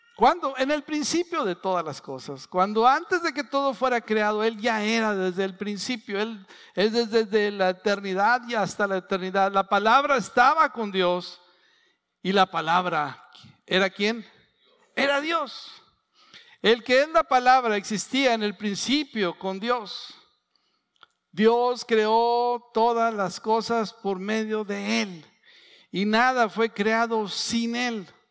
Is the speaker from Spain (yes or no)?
no; San Pedro, Coahuila, Mexico; soy de San Pedro, de las colonias, iba a Chávez, a Francisco y Madero, son 30 kilómetros